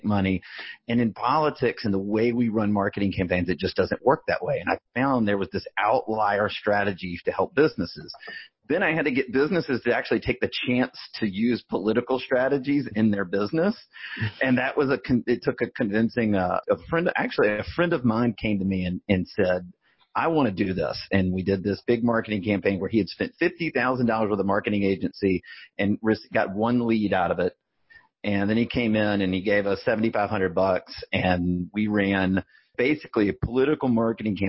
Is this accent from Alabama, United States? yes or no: yes; Birmingham, Alabama, United States; I grew up in Birmingham, Alabama